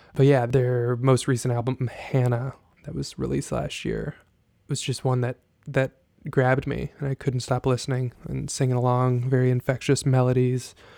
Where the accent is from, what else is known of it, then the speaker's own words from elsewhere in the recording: Jasper, Texas, United States; moved away; I grew up in Jasper, Texas